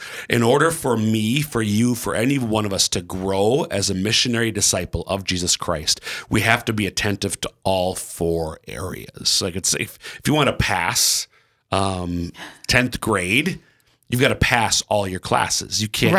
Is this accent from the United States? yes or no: yes; Minnesota, United States; now in South Dakota, United States; I'm from Central Minnesota, but our 5 kids are all born and raised here in Eastern South Dakota.